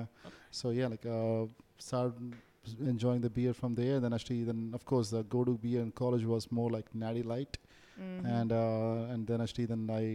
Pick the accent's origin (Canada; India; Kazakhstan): India; moved away as an adult; also born or lived in Arkansas, United States / San Diego, United States; now in United States; I grew up in India